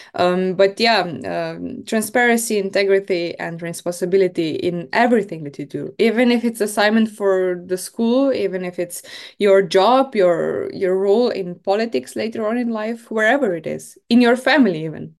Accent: Maribor, Drava, Slovenia; I am from Slovenia, from Maribor.

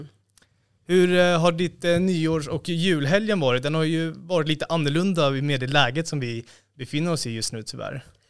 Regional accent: Stockholm, Stockholm County, Sweden; Jag som är från Stockholm

